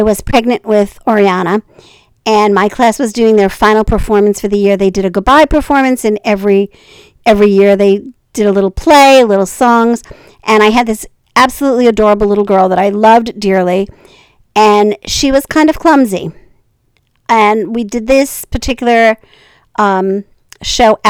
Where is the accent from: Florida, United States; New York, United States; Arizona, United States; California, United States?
New York, United States; I was from New York